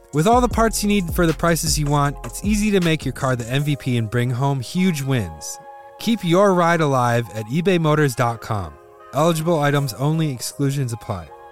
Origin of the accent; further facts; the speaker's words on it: Shorewood, Wisconsin, United States; my city of Shorewood, Wisconsin, had seventeen thousand people.